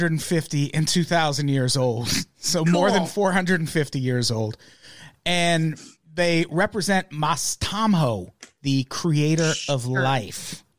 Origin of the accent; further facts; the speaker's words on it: United States; We're ignorant Americans and we're sorry. We're Americans and we're sorry.